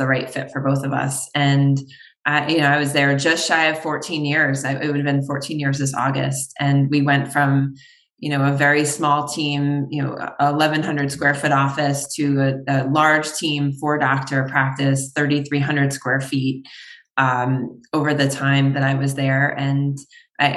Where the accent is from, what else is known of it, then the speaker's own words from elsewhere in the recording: New York, United States; moved away as an adult; now in Connecticut, United States; I'm from New York originally.